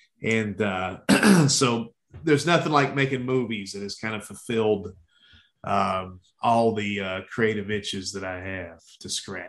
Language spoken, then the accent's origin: English; Baltimore, Maryland, United States; I grew up, I was born in Baltimore. That's something that I think I mentioned in almost every movie we've done so far.